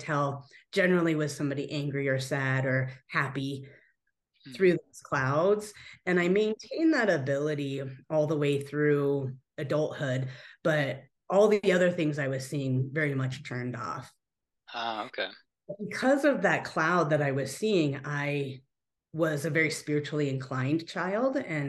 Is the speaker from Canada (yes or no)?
no; Japan; also born or lived in United States; we spent every other 6 months as children, we as in me and my older brother, growing up in Japan with my grandma and my aunt and all the uncles out there. And then every 6 months here in the US.